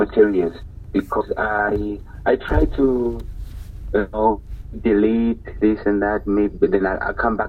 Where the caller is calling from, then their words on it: Kasungu, Malawi; I'm calling from Kasongo, Malawi.